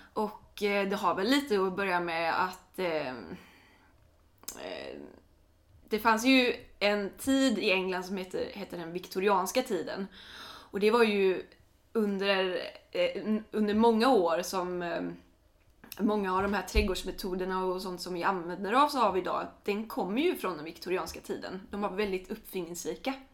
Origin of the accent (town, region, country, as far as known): Sweden